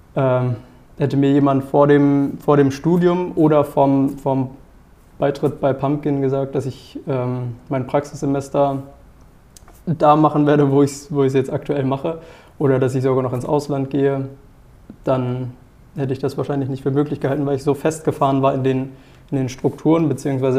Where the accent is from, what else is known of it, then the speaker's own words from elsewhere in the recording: near Paderborn, North Rhine-Westphalia, Germany; moved away as an adult; now in Heide, Germany; ich auch eine Zusage für Wirtschaftspsychologie, ähm, quasi in der Nähe von Paderborn